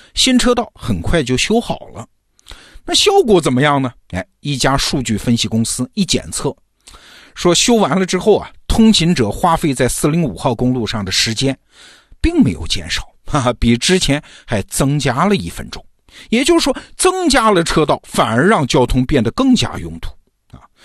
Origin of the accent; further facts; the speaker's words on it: China; 我们中国人